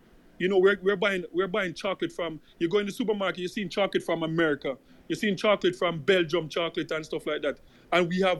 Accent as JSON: {"language": "English", "country": "Jamaica", "tie": "born or raised there", "also_born_or_lived": "Canada", "moved": "yes", "lives_now": "Toronto, Canada", "said": "I didn't grow up seeing it in the supermarket in Jamaica."}